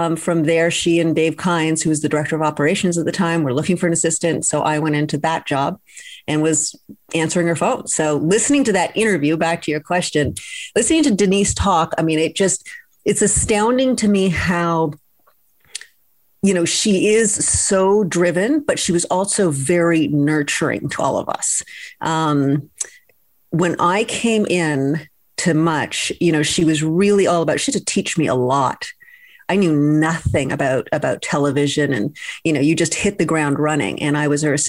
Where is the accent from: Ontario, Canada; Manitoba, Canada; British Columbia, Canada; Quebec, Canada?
Ontario, Canada; Toronto; moved away as an adult; also born or lived in Vancouver; I was coming from Vancouver, grew up in Toronto, but had lived in Vancouver for a while